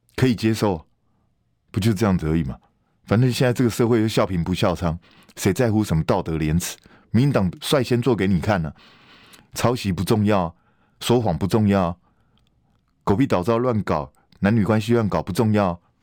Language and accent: Chinese; Taiwan; 我们台湾人